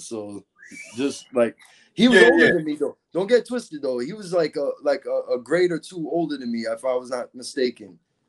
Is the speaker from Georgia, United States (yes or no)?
no; Hollywood, Florida, United States; also born or lived in New York / Miami; Well, I'm from Hollywood, Florida. That I can say that. Broward County. I lived in Miami too.